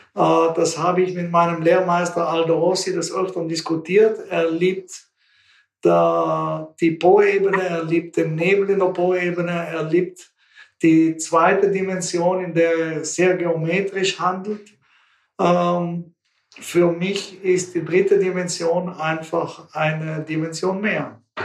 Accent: Bolzano, Trentino-Alto Adige, Italy; moved away as an adult; meiner Heimatstadt Bozen

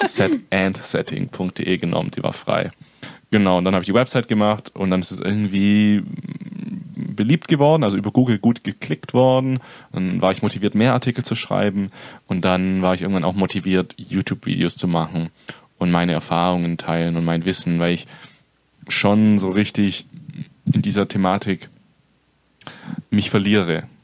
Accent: near Stuttgart, Baden-Württemberg, Germany; moved away as an adult; also born or lived in northern Germany; mein ganzes Leben schon hier unten gelebt

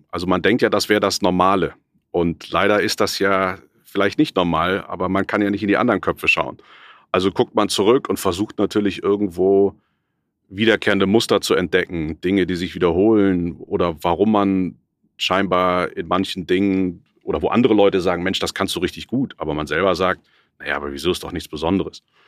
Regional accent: Cologne, North Rhine-Westphalia, Germany; ich bin in Köln geboren, habe da in einer kleinen Agentur gearbeitet

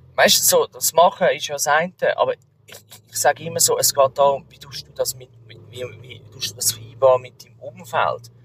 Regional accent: Switzerland; bei uns in der Schweiz

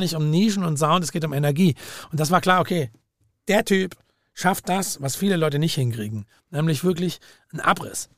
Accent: Langenargen, Baden-Württemberg, Germany; meine wirkliche Musiksozialisierung war tatsächlich wie am Bodensee

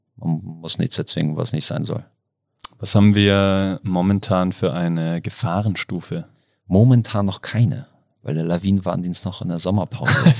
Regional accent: Hamburg, Germany; moved away as an adult; now in Innsbruck, Austria; ich komme ursprünglich aus Hamburg, aus dem hohen Norden

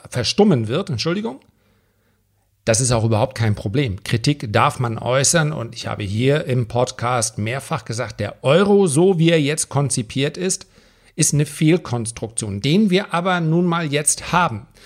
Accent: Germany; Auch wir als Deutsche und deswegen liest sich das so schön in der deutschen Presse, dass wir dann sagen, ja, wir müssen für die Griechen zahlen.

